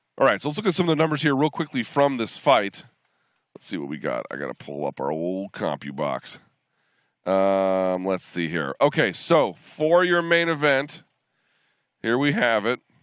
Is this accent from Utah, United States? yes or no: no; Washington, District of Columbia, United States; we are in Washington D.C., not just because it's my hometown